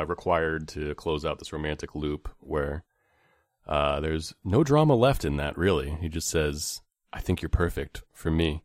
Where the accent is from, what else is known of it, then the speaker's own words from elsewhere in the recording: Bay Area, California, United States; growing up in the Bay Area